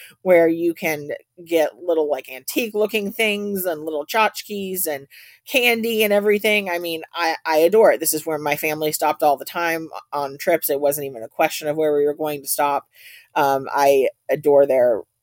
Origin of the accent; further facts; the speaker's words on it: Tennessee, United States; I'm from the South. I'm a Tennessee girl